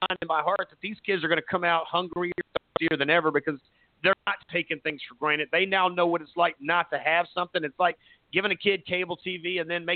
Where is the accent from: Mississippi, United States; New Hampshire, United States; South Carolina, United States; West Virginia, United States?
South Carolina, United States; Myrtle Beach; I grew up in Myrtle Beach